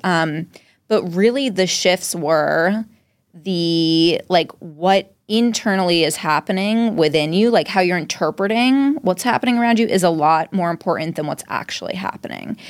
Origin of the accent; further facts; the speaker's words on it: Dover, Massachusetts, United States; also born or lived in Cambridge, Massachusetts / Somerville, Massachusetts; now in Boston, United States; I was born in Dover, Mass, which is like right near Wellesley, Natick